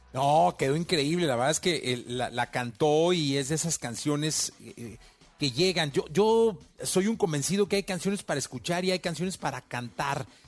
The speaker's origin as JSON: {"language": "Spanish", "country": "Mexico", "said": "como mexicano"}